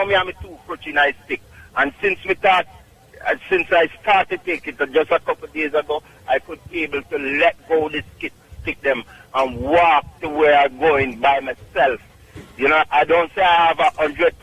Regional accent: Clark's Town, Trelawny, Jamaica; also born or lived in Bronx, New York; Clarkstown, Jamaica, Trelawney

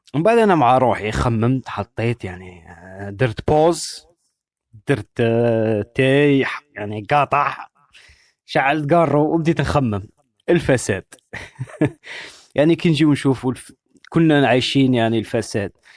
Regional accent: Algeria; كلنا كجزائريين كمغاربة كعرب

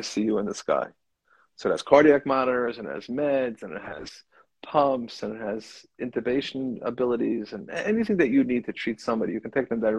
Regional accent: Lakewood, New Jersey, United States; I was, I think, a kid at risk when I grew up in Lakewood

